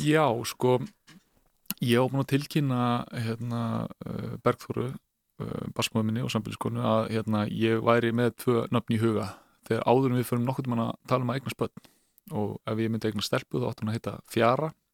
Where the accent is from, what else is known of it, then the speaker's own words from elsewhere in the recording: Mosfellsbær, Capital Region, Iceland; also born or lived in Reykjavík; við flytjum hann upp í Mórsfjörnsveit eh, þar sem að mamma mín tekur síðan sama við eh, Helga Sigursson dýralagni og þar í rauninni slíti ég restina af batskónum